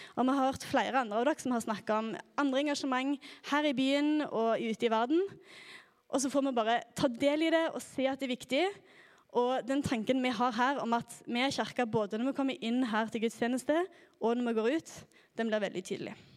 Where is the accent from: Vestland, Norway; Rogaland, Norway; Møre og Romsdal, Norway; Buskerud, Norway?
Rogaland, Norway; Klepp; moved away as an adult; now in Oslo, Norway; Jeg kommer fra Klepp i Rogaland